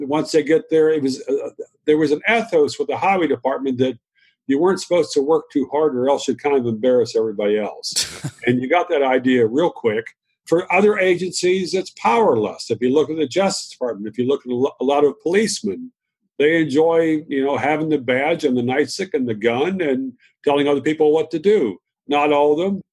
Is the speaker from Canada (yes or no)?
no; Virginia, United States; also born or lived in Shenandoah Valley; I was raised in the South in Virginia